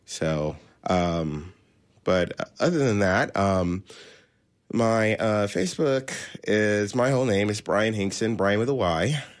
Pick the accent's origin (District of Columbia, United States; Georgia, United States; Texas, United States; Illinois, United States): District of Columbia, United States; Washington, D.C.; also born or lived in Maryland / Virginia / Orlando; now in Tampa, United States; after that, we moved to the Washington, D.C. area. And I consider that my hometown. Um, I lived in uh, Maryland and Virginia, uh, but it was all surrounding the Washington, D.C. area. And then uh, 2006, I moved to Florida.